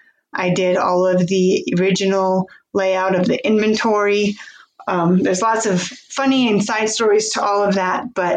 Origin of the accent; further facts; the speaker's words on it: Philipsburg, Montana, United States; I grew up here in Phillipsburg, Montana, and was raised on a cattle ranch for my first 18 years of life.